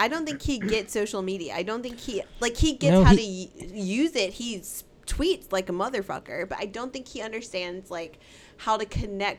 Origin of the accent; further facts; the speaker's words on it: United States; as American citizens